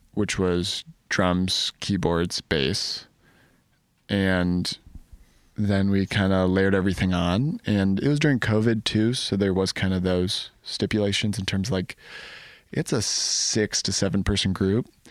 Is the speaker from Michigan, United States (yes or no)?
yes; Ann Arbor, Michigan, United States; I'm from Ann Arbor, I grew up